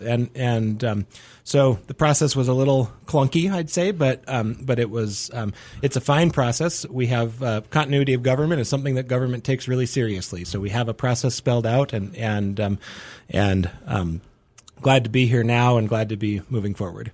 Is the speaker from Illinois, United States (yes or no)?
no; Helena, Montana, United States; born or raised there; moved away as an adult; also born or lived in Dickinson, North Dakota; now in Missoula, United States